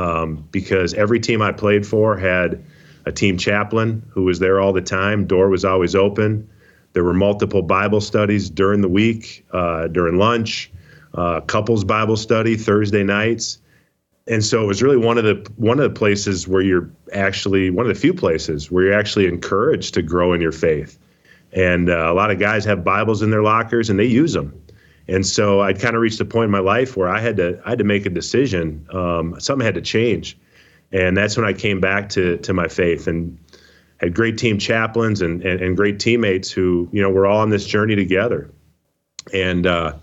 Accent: Minnesota, United States; I grew up in Minnesota, rooted for the Vikings.

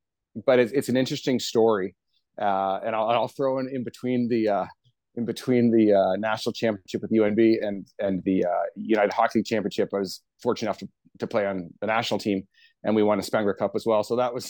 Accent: Hamilton, Ontario, Canada; we grew up both in Hamilton.

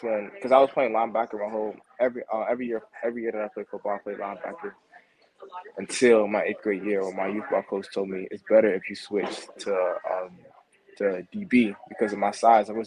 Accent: Maryland, United States; also born or lived in New Jersey / Washington, D.C.; I was born in New Jersey, then moved to the Washington, D.C. area when I was about 3. I grew up mostly in Maryland

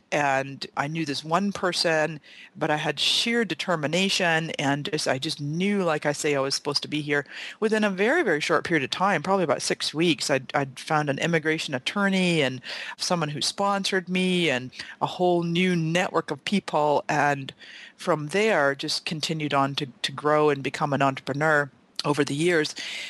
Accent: Scotland, United Kingdom; also born or lived in Canada; now in San Diego, United States; You know, I was born in Canada to Scottish parents. My parents are 100% Scottish. And when I was 12, my dad went back to Scotland with my sisters and I. And I lived in Scotland for the next 20 years.

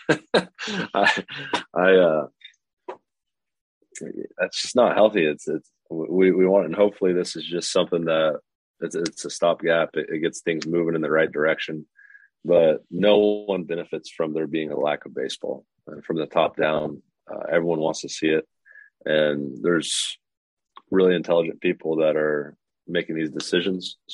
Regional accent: Lafayette, Indiana, United States; I've born and raised in Lafayette, Indiana

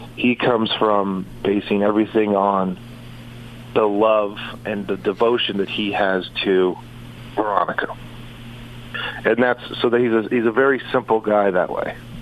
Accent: Southern California, United States; also born or lived in San Antonio, Texas; I grew up in uh, Southern California, so it was uh, I grew up on like on different sail, two different sailboats

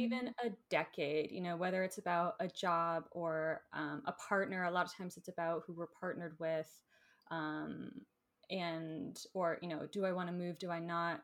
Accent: Florida, United States; moved away; I grew up in Florida

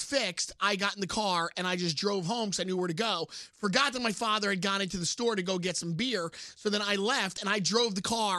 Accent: New York, United States; growing up in Brooklyn

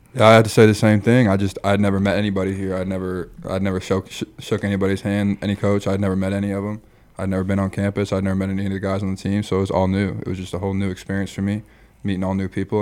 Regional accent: Michigan, United States; moved away as an adult; also born or lived in Iowa / Nebraska; I grew up in Michigan, went to a F C S school in, in Iowa

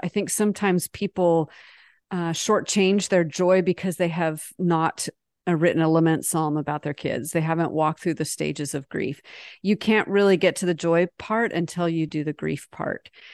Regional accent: United States; also born or lived in France; as an American

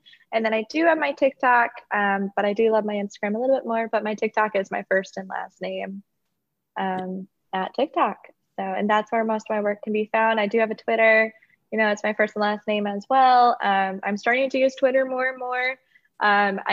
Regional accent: South Dakota, United States; moved away as an adult; also born or lived in Mankato, Minnesota; now in North Carolina, United States; I was born in South Dakota, and that's where my family lives

